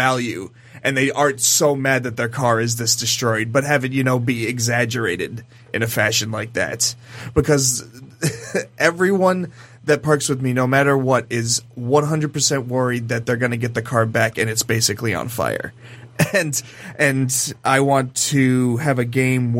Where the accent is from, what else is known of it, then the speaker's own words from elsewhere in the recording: Ohio, United States; I'm from Ohio